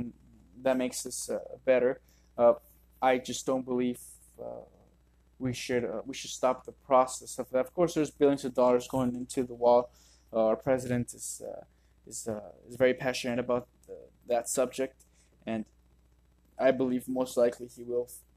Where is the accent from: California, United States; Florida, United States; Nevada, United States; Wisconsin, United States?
Nevada, United States; Las Vegas; I was born and raised here in Las Vegas